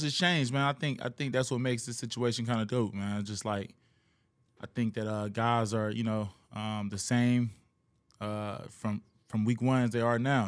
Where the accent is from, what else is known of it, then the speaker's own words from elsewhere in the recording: Cincinnati, Ohio, United States; also born or lived in Kentucky; now in Houston, United States; originally, I'm from Cincinnati